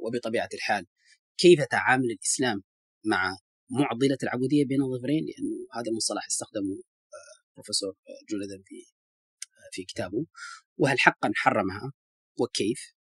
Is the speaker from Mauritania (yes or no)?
yes; Mauritania; بصفتي موريتاني